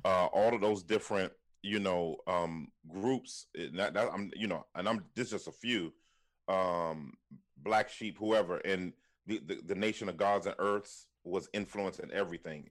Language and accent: English; Washington, District of Columbia, United States; now in Philadelphia, United States; born and raised in Washington, D C, uh, during the crack era